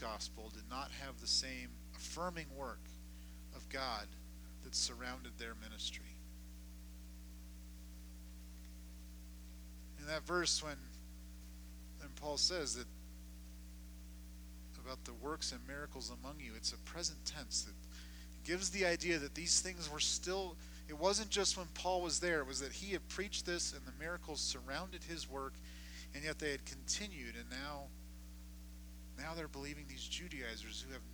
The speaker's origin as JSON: {"language": "English", "region": "Southern California", "country": "United States", "tie": "born or raised there", "said": "where I grew up in Southern California"}